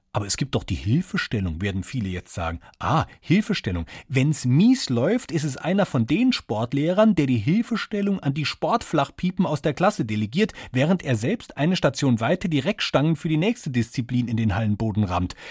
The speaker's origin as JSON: {"language": "German", "region": "Saarland", "country": "Germany", "said": "Wir sind beide Saarländer"}